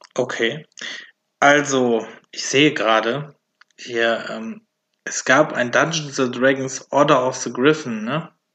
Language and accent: German; Velbert, North Rhine-Westphalia, Germany; ich komme ja aus Felbert.